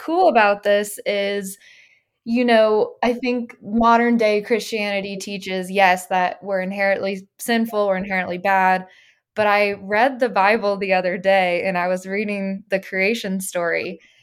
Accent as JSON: {"language": "English", "town": "Little Rock", "region": "Arkansas", "country": "United States", "tie": "born or raised there", "moved": "as an adult", "lives_now": "Los Angeles, United States", "said": "I grew up in Little Rock, Arkansas"}